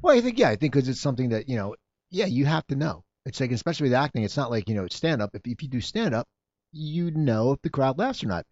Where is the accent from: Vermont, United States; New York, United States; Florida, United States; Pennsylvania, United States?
Pennsylvania, United States; Philadelphia; I grew up in Philadelphia